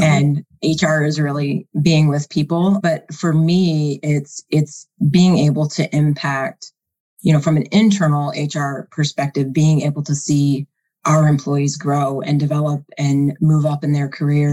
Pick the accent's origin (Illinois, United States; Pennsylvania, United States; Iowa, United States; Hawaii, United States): Iowa, United States; I was born and raised in Iowa